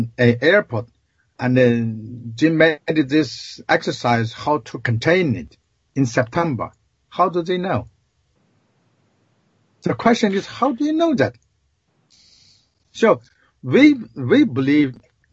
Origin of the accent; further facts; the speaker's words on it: China; moved away; we grew up in China.